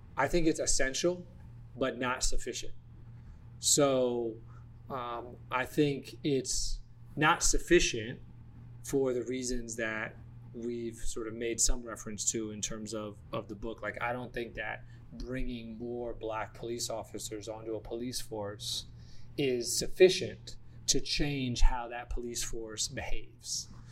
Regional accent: Atlanta, Georgia, United States; moved away; also born or lived in Washington, D.C.; growing up in Atlanta and then yeah. living in DC

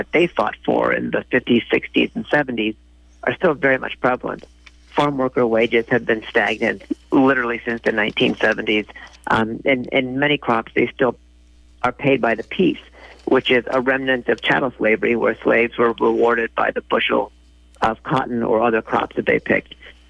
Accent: San Leandro, California, United States; also born or lived in Oakland; I grew up in San Leandro in Oakland listening to you guys

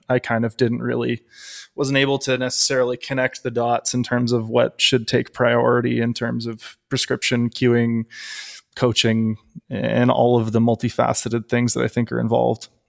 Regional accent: Canada; I am a Canadian powerlifter and powerlifting coach.

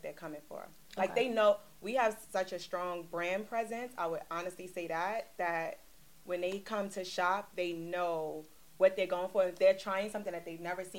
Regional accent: New York City, New York, United States; also born or lived in Virginia; I'm from Brooklyn, New York

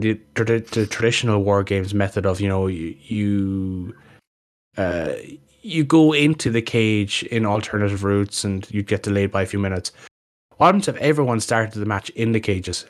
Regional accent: Ireland; we're a small country

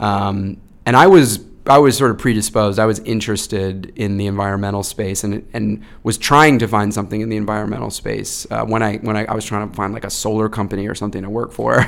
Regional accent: Dunstable, Massachusetts, United States; I grew up in Massachusetts, um, in, uh, Dunstable, Massachusetts, like, northwest of Boston

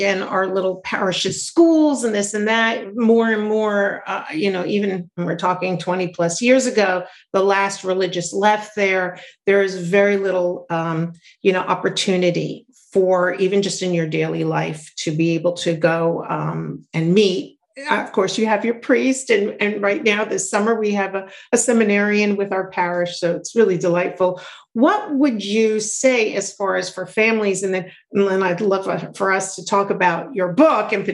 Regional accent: New York City, New York, United States; I grew up in New York City

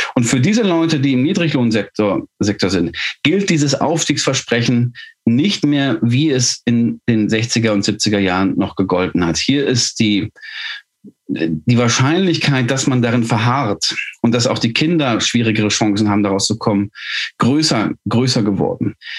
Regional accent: Ruhr area, North Rhine-Westphalia, Germany; Ich komme aus dem Ruhrgebiet

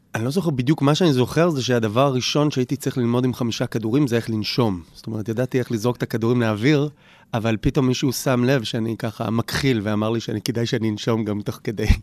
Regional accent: Jerusalem, Jerusalem District, Israel; נולדתי בשכונת אה, הר נוף בירושלים, גדלתי שם.

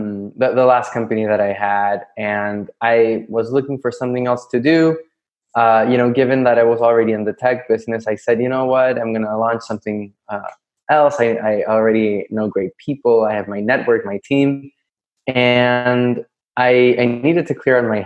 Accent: Santiago, Santiago Metropolitan Region, Chile; moved away as an adult; also born or lived in New York City; now in Florida, United States; I'm from Chile, by the way, from Santiago.

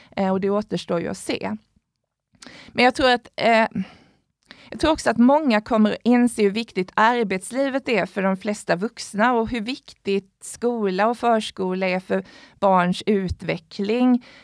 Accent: Sweden; vi som svenskar

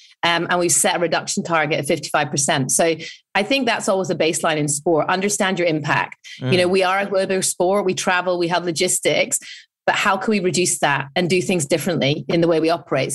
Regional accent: United Kingdom; I'm British

